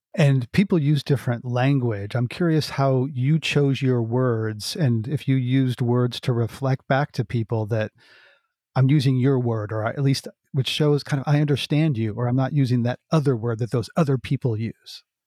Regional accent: United States; as an American

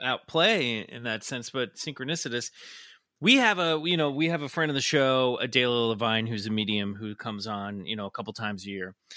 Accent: Midwest, United States; now in California, United States; growing up in the Midwest

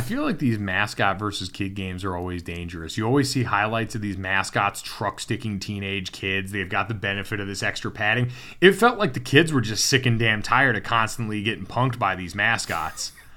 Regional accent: Connecticut, United States; I watched that UConn program when it was really good growing up in Connecticut

